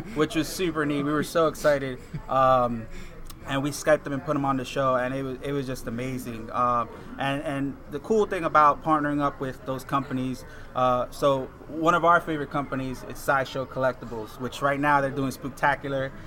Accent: Puerto Rico; I grew up in Puerto Rico

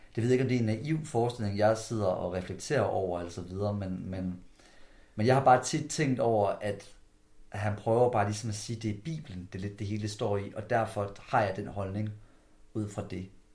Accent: Skjern, Central Denmark Region, Denmark; vi to vi kommer fra samme område af. Vi kommer fra downtown omkring Skærm, kommune af.

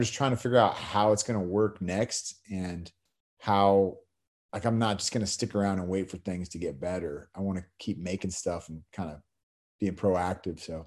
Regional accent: the Bay Area, California, United States; also born or lived in San Diego; now in Los Angeles, United States; I grew up in the Bay Area, moved down to San Diego

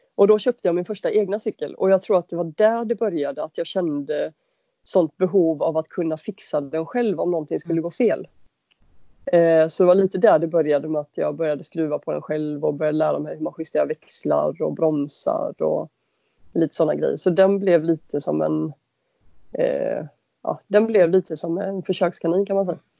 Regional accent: Varberg, Halland County, Sweden; moved away as an adult; now in Gothenburg, Sweden; jag är uppväxt i Varberg.

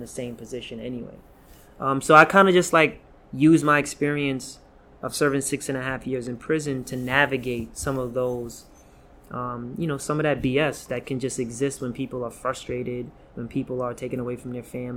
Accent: New York City, New York, United States; also born or lived in Guyana; We grew up in South Jamaica, Queens

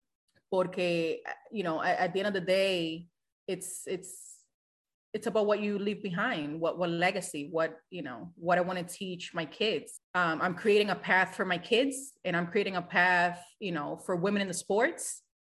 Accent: Boston, Massachusetts, United States; I am originally from Boston. So it will be nice to go back home.

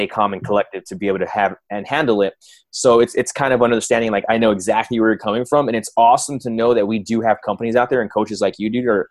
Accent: Texas, United States; moved away as an adult; I grew up in Texas

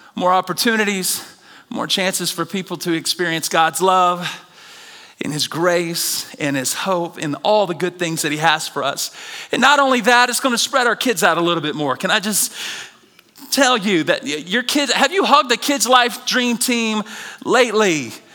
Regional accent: the South, United States; Growing up in the South

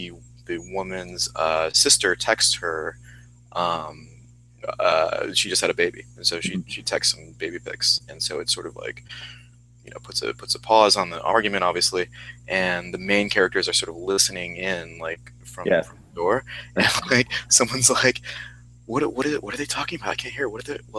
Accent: Midwest, United States; Like I grew up in the Midwest. It's not really like they don't really do it like that there.

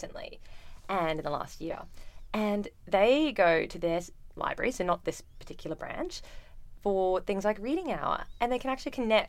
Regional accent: Australia; now in Vancouver, Canada; growing up in Australia, I remember the library was the only place that was air conditioned at the school.

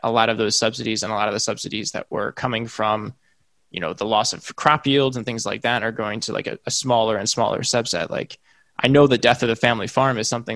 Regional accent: Illinois, United States; now in San Diego, United States; I'm from Illinois. I live in San Diego, but I'm from Illinois.

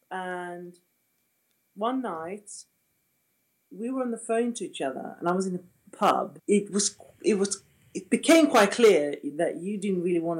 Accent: Sweden; Yes, I am from the Sweden. And I went back to Sweden, which I did every summer.

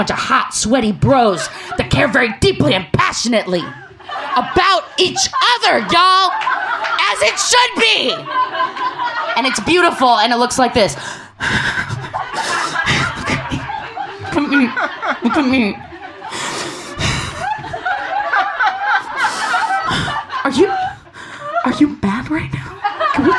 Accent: Portland, Oregon, United States; I'm from Portland, Oregon

